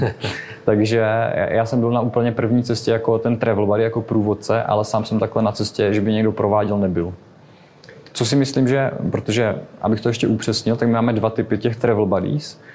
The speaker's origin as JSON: {"language": "Czech", "country": "Czechia", "said": "jsme z Česka"}